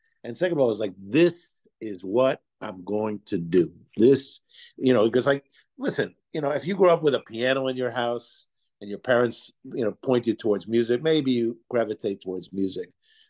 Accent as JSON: {"language": "English", "town": "New York City", "region": "New York", "country": "United States", "tie": "born or raised there", "said": "I grew up in Manhattan, New York City, born in 1955."}